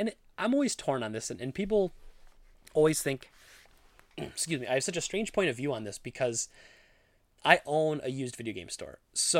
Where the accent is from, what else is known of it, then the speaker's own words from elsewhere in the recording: India; I never got to play any of these amazing retro games while growing up in India, and I wanted other people to be able to experience them.